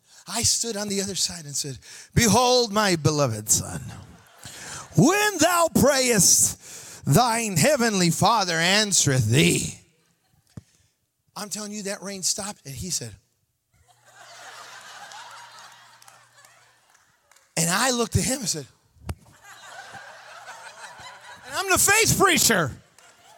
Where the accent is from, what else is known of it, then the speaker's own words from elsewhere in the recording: Chicago, Illinois, United States; I'm from Chicago.